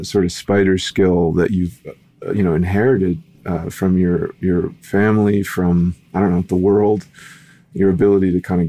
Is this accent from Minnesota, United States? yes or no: yes; Minnesota, United States; also born or lived in Louisiana; I grew up in Minnesota and Louisiana.